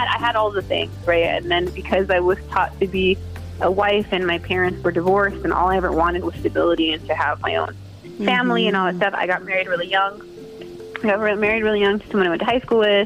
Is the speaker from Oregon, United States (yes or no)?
no; San Jose, California, United States; I was born and raised in San Jose